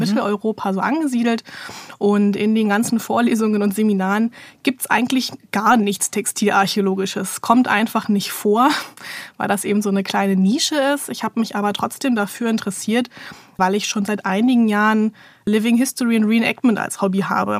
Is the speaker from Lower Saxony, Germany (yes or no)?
no; Berlin, Germany; also born or lived in Vienna, Austria / Bochum; Also ich komme aus Berlin, ich lebe auch hier, hier ist so mein Lebensmittelpunkt